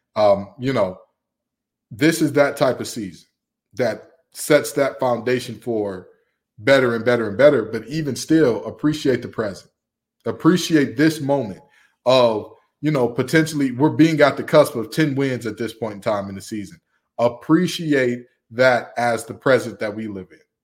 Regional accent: Big Ten country, Midwest, United States; moved away; I grew up in Big Ten country

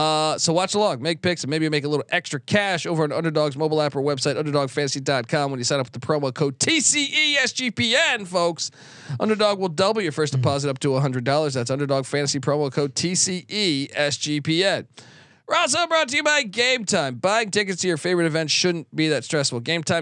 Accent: East Coast, United States; I grew up on the East Coast

